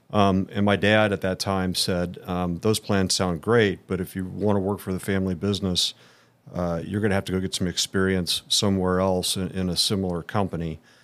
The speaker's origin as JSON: {"language": "English", "town": "Indianapolis", "region": "Indiana", "country": "United States", "tie": "born or raised there", "said": "born and raised in Indianapolis"}